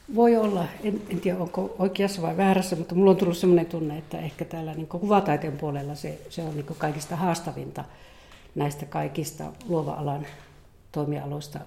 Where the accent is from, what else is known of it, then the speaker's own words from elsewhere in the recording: Eastern Lapland, Finland; Mä tuun Itä-Lapista, hyvinkin niin kuin tästä vanhasta lappilaisesta kulttuurista ja metsässä, metsässä viihtynyt ja kasvanut.